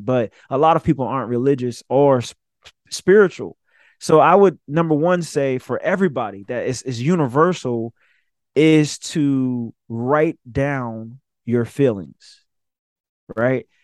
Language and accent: English; Summerville, South Carolina, United States; from Somerville, South Carolina